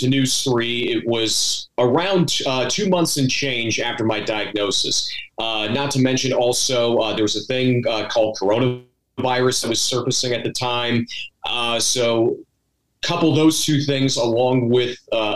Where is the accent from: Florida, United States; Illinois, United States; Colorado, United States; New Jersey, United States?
Florida, United States; West Palm Beach; moved away as an adult; also born or lived in Virginia / North Carolina / California; now in Hampton Roads, Virginia, United States; my home state of Florida. Originally from West Palm Beach, grew up down there, went to high school in Daytona Beach